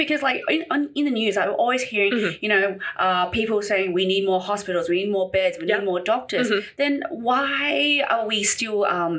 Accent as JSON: {"language": "English", "town": "Canberra", "region": "Australian Capital Territory", "country": "Australia", "tie": "born or raised there", "said": "I'm actually from Canberra. I lived there pretty much all my life. So it's a bush capital."}